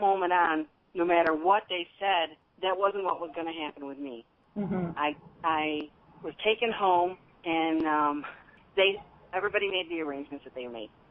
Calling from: Largo, Florida, United States; I'm calling you from Largo, Florida

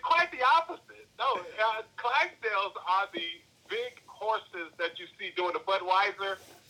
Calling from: Chicago, Illinois, United States; from Chicago, calling from Chicago.

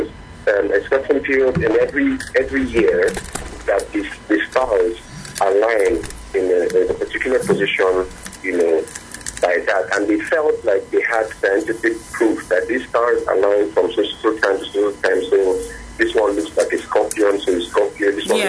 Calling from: Ikeja, Lagos, Nigeria; I'm calling from Ikeja.

